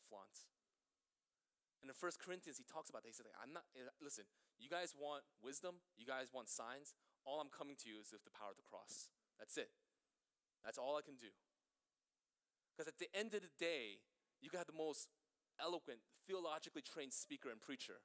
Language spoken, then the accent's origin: English; New York City, New York, United States; also born or lived in Greenpoint, Brooklyn; I grew up in Flushing my entire life, and now I live in Greenpoint